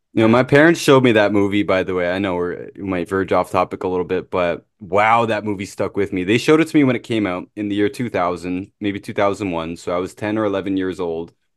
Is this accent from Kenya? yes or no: no; Canada; I'm Canadian